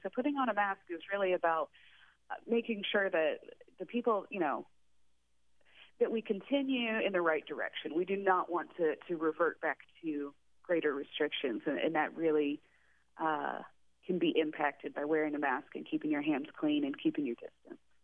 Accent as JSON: {"language": "English", "region": "Texas", "country": "United States", "also_born_or_lived": "West Coast", "moved": "yes", "lives_now": "Astoria, United States", "said": "I'm originally from Texas, but I bounced around the West Coast a little bit"}